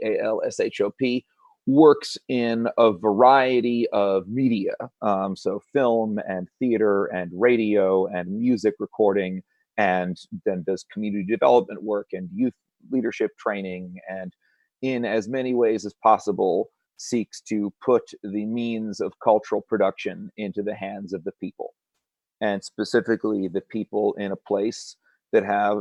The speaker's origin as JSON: {"language": "English", "region": "Connecticut", "country": "United States", "moved": "as an adult", "lives_now": "Whitesburg, United States", "said": "not because I'm from Connecticut, but because I'm from Whitesburg."}